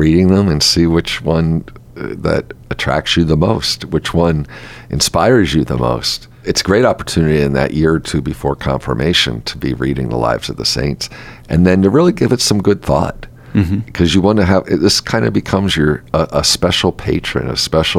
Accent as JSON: {"language": "English", "country": "United States"}